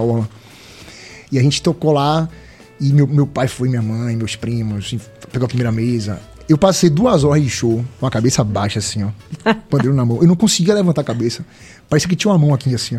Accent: Northeast Region, Brazil; sou nordestino, tá no meu sangue

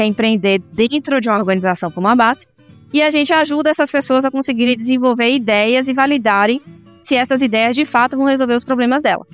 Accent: Salvador, Bahia, Brazil; moved away as an adult; now in São Paulo, Brazil; eu sou baiana, nascida em Salvador, né? E eu fiz engenharia química lá em Salvador

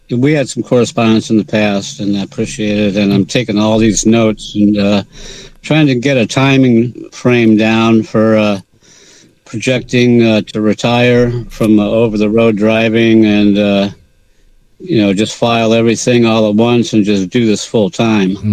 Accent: Atlanta, Georgia, United States; right now I'm in Mobile, Alabama, but Mobile. I'm uh, I, I, hail from Atlanta, Georgia

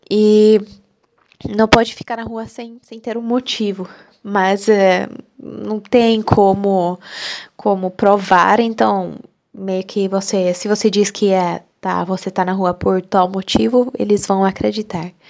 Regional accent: Hungary; first language Hungarian; Portuguese is a second language; also born or lived in Brazil; eu sou da Hungria e eu falo português porque eu morei no Brasil, passei um ano no Brasil, aprendi português e além disso eu falo húngaro, né, minha língua materna

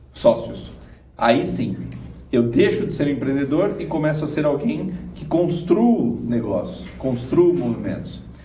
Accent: Brazil; nosso DNA como brasileiros

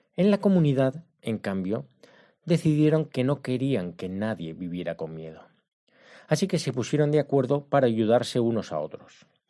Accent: Spain; moved away; soy de España

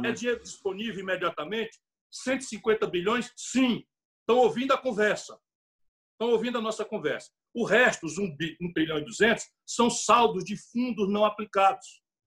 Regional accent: Sobral, Ceará, Brazil; Sabe o que é Sobral? É a minha cidade.

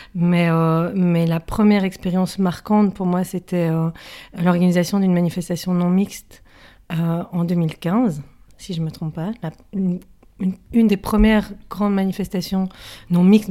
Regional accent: Brussels, Brussels-Capital Region, Belgium; moi, je suis bruxelloise et je suis née à Bruxelles. Et donc, ça fait un certain nombre d'années, euh, presque 30 ans, que je suis à Bruxelles

